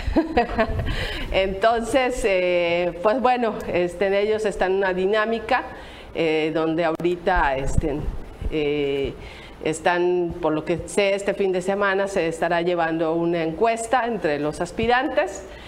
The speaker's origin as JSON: {"language": "Spanish", "region": "Quintana Roo", "country": "Mexico", "said": "los quintanarruenses tenemos miedo"}